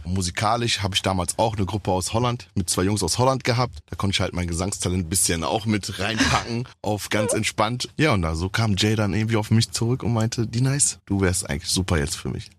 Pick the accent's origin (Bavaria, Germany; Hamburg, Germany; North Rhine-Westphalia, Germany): North Rhine-Westphalia, Germany; Düsseldorf; aus Düsseldorf